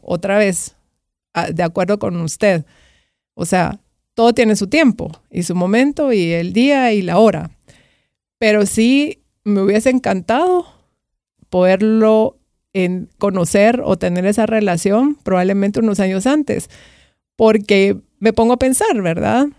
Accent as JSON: {"language": "Spanish", "country": "Guatemala", "said": "como guatemaltecos"}